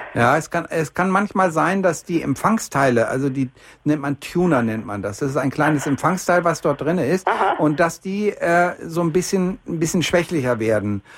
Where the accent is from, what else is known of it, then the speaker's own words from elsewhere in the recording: Bielefeld, North Rhine-Westphalia, Germany; now in Munich, Germany; ich komme ja nur eigentlich aus Bielefeld und bin hier unten in Bayern kleben geblieben, weil es einfach wirklich schön ist hier in München